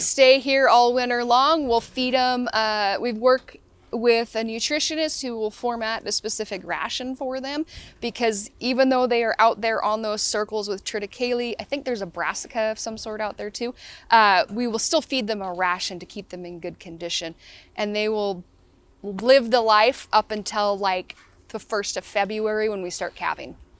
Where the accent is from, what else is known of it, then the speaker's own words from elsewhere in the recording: Selah, Washington, United States; I grew up in Sela, which is, like, hard orchard country